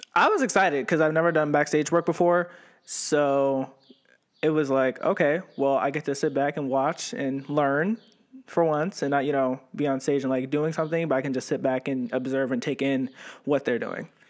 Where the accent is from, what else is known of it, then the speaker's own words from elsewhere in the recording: Ravenna, Ohio, United States; also born or lived in Youngstown, Ohio; growing up in Ravenna, it was, I actually, I was born in Youngstown, and then my mom got married and she moved, and we moved to Ravenna